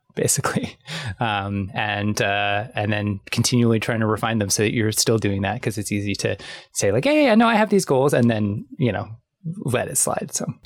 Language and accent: English; Canada; I'm Canadian.